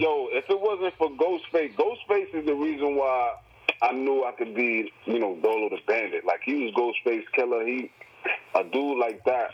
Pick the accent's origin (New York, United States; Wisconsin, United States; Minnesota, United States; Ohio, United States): New York, United States; New York City; I come from the Bronx